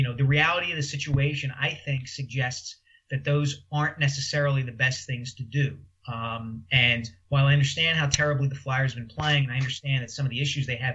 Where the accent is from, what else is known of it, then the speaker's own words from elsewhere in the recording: Philadelphia, Pennsylvania, United States; moved away as an adult; also born or lived in New York; I came back to Philadelphia when the Inquirer hired me